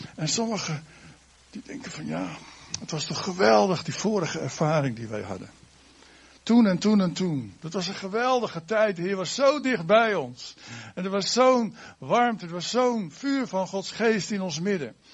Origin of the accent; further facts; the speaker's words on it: Netherlands; wij als Nederlanders